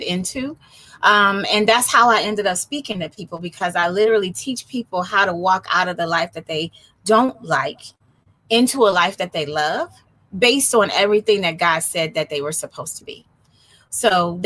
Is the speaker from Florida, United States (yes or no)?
no; Detroit, Michigan, United States; moved away as an adult; now in San Diego, United States; I'm a native Detroiter, and I now live in San Diego, California